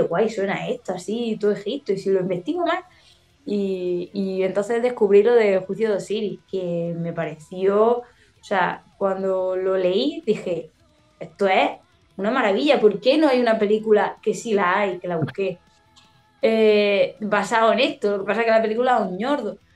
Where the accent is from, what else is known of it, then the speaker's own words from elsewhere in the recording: Andalusia, Spain; yo tengo muchos giros que son de, mi tierra, de aquí, de Andalucía